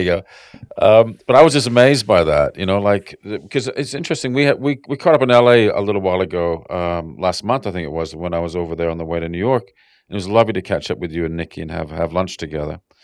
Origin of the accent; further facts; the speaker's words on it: Canada; now in Sydney, Australia; growing up in Canada